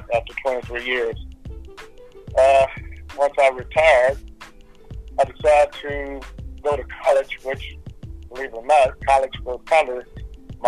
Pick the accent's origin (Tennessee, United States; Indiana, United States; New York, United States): Tennessee, United States; Nashville; I'm originally from Nashville. I grew up South Nashville, West Nashville, East Nashville, and went to school for all the different school levels here